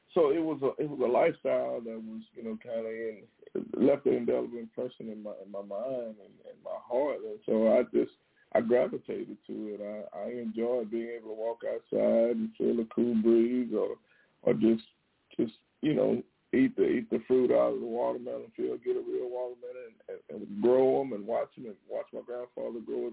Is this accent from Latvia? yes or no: no; Texas, United States; I'm from Texas